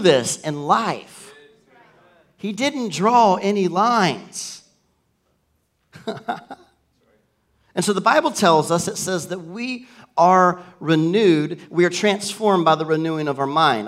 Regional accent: the South, United States; I grew up in the South

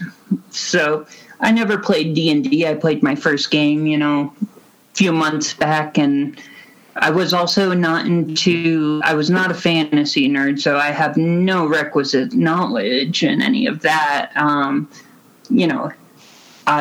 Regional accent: Roswell, Georgia, United States; moved away as an adult; also born or lived in Huntsville, Alabama; I grew up in Roswell, Georgia, which is just outside Atlanta

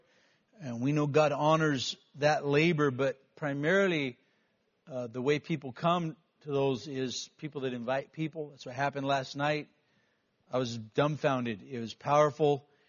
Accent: United States; as a kid, we went to class and we recited the Pledge of Allegiance before we started our day. This was a unifying time as young American kids

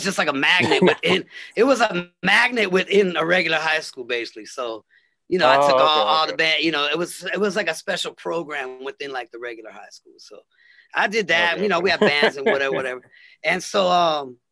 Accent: Los Angeles, California, United States; I'm from LA. I was kind of like all around. My dad lived in Venice. And my mom lived in the valley.

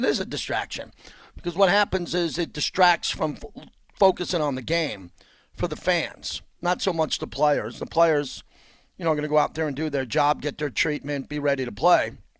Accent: New York, United States; also born or lived in Miami / Los Angeles; now in Las Vegas, United States; I'm from New York, Miami, Los Angeles, big cities.

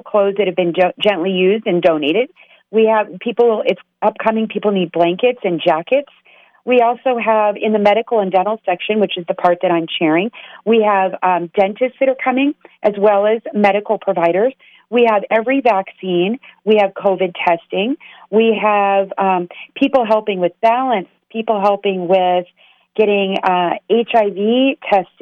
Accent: Las Vegas, Nevada, United States; I'm from Las Vegas

